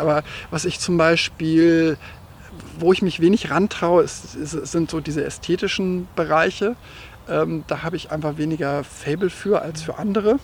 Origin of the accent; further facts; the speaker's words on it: Hanover region, Lower Saxony, Germany; auf meinem Heimatdorf, aus dem ich äh, ursprünglich mal ähm, herkomme und aufgewachsen bin